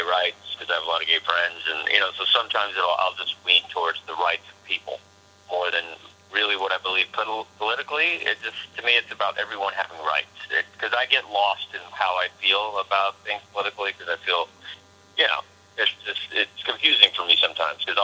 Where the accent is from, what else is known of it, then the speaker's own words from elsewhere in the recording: Texas, United States; I come from Texas, and I sport a bit of a cowboy look, sure.